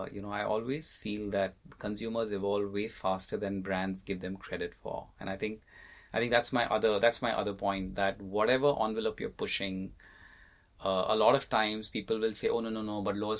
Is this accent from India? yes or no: yes; India; being Indian